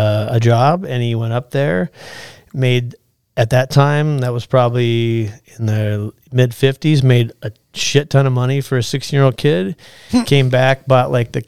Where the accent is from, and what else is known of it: Alaska, United States; born or raised there; also born or lived in Florida